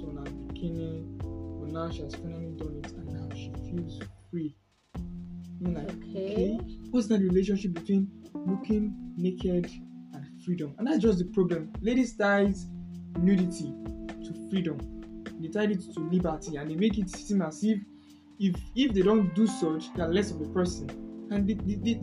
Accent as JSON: {"language": "English", "country": "Nigeria", "said": "We as in Nigeria, we as a country, Nigeria"}